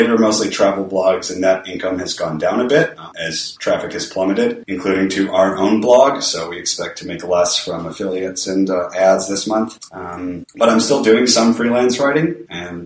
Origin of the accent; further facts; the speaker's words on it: Detroit, Michigan, United States; now in Medellin, Colombia; I'm an American from Detroit, Michigan, currently in Medellin, Colombia